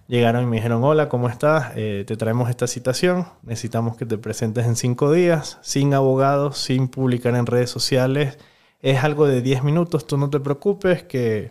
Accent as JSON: {"language": "Spanish", "country": "Venezuela", "tie": "born or raised there", "moved": "as an adult", "lives_now": "Ecuador", "said": "Viví 26 años en Venezuela"}